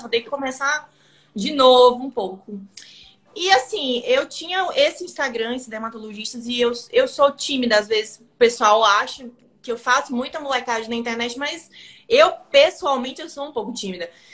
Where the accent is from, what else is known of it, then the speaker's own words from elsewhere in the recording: Maranhão, Brazil; also born or lived in São Paulo; now in São Luís, Brazil; Eu cresci aqui no Maranhão, mas eu fui para São Paulo